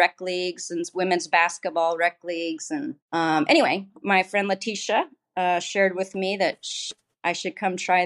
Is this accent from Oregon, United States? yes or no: yes; Eugene, Oregon, United States; I was born and raised in Eugene, Oregon.